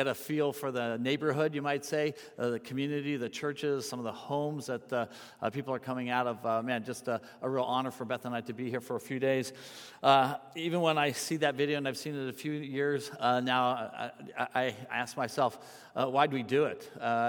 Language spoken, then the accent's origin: English; San Francisco, California, United States; born there; I was born in San Francisco. My dad was with the Navy.